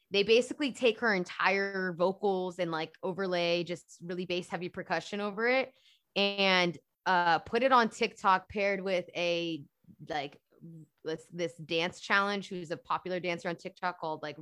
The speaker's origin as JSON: {"language": "English", "region": "London", "country": "United Kingdom", "tie": "born or raised there", "said": "I grew up in London and I grew up in the black church."}